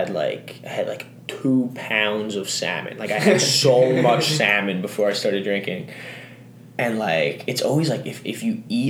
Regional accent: New York, United States; moved away; I am from New York, and I am an architecture major.

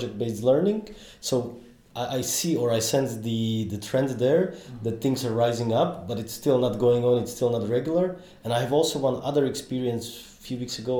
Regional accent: Trebišov, Košice Region, Slovakia; in my hometown, which is southeastern Slovakia, Trebišov

